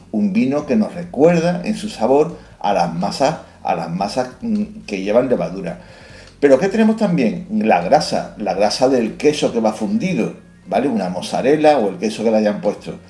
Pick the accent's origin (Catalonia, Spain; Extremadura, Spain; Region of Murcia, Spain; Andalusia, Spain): Andalusia, Spain; somos andaluces